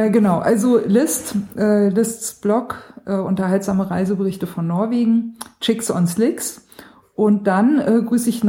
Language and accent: German; Baden-Württemberg, Germany; accent: Swabian; ja gut, ich komme aus Schwaben. Ich äh, sag der Butter und der Klo.